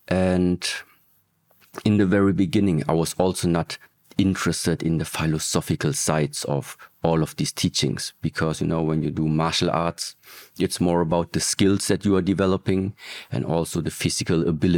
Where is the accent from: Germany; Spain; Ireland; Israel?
Germany; So I grew up in Germany, was also born in Germany, but in early ages already.